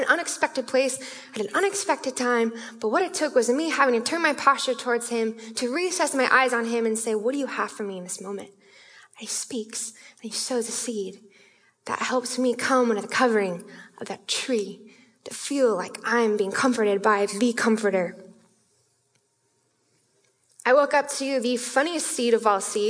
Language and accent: English; Issaquah, Washington, United States; I'm from Issaquah, our Spanish area